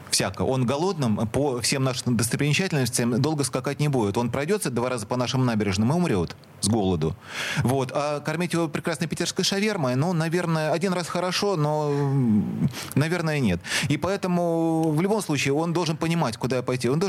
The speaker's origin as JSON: {"language": "Russian", "region": "Saint Petersburg", "country": "Russia", "said": "мы никогда не забываем, что мы питерцы."}